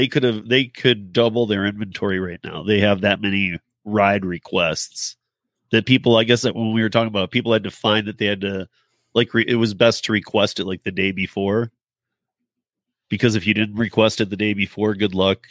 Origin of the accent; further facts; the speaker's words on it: Michigan, United States; now in Denver, United States; I'm from Michigan, so I get all those Motor City jokes, too.